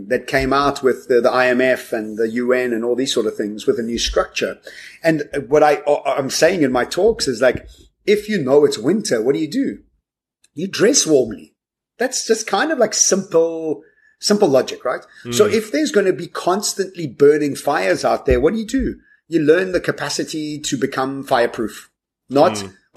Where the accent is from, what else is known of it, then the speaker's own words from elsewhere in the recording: South Africa; as South African citizens